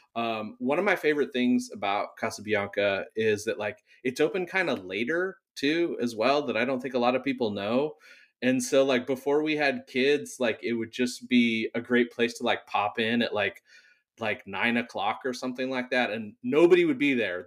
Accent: Whittier, California, United States; also born or lived in San Diego; now in Long Beach, United States; I grew up in Whittier.

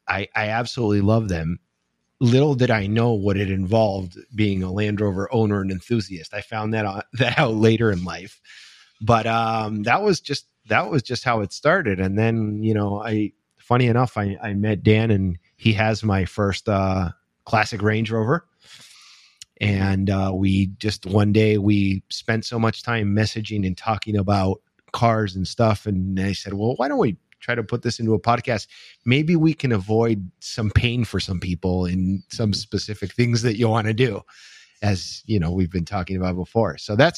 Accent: Spain; I grew up in Spain

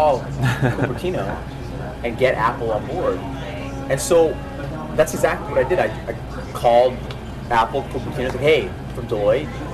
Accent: Alberta, Canada; I'm from Alberta, we've got an entrepreneurial, like, wild cowboy mentality.

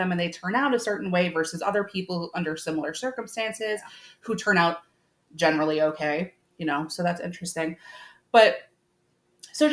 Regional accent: Long Island, New York, United States; growing up on Long Island

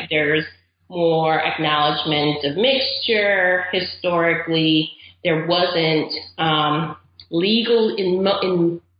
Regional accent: Caribbean coast of Nicaragua, Nicaragua; moved away as an adult; also born or lived in Austin, Texas; now in United States; I'm originally from Nicaragua. Okay. I grew up there. My whole family's from there, and we're from the Caribbean coast of Nicaragua

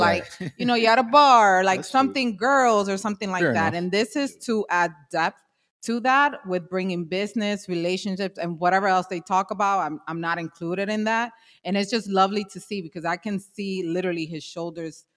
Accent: New York City, New York, United States; I grew up in Washington Heights, the Inwood section of Manhattan

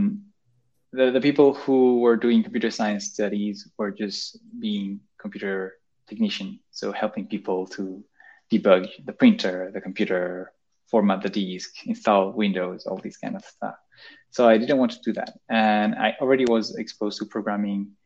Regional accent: Spain; first language Spanish, French; English is a second language; moved away as an adult; now in Paris, France; So I grew up in Spain, and I did a French school

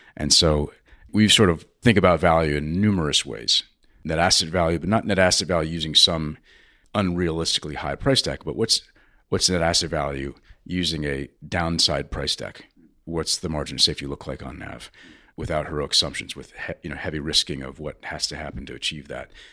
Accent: United States; as an American

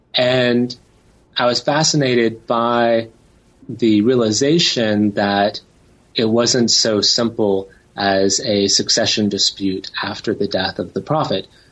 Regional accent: Tennessee, United States; I grew up in Tennessee

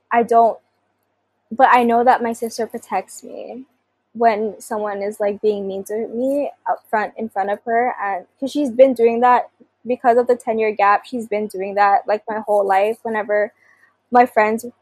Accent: Philippines; to reclaim my identity as a Filipino is to not run away from a culture that was passed down from generations before me

